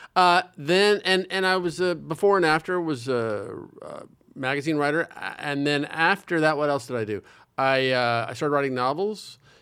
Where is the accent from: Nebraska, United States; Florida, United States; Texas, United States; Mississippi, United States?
Nebraska, United States; Omaha; now in New York, United States; I'm very happy I grew up in Nebraska, and I'm very happy I've lived in New York for a long time